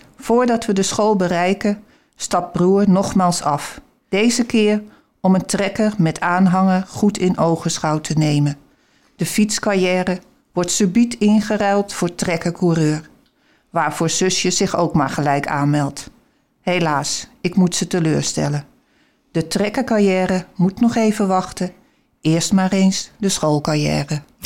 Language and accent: Dutch; Haarlem, North Holland, Netherlands; moved away as an adult; also born or lived in Alkmaar; we kwamen eigenlijk uit Haarlem. Maar in die tijd, in de overloop, konden we een huis kopen in Alkmaar, Huiswaard